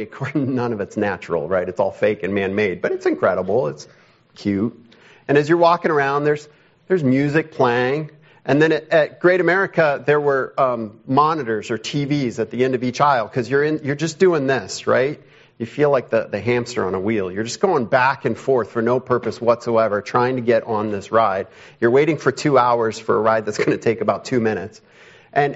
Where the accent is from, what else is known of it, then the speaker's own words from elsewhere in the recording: Chicago, Illinois, United States; moved away as an adult; I grew up around Chicago.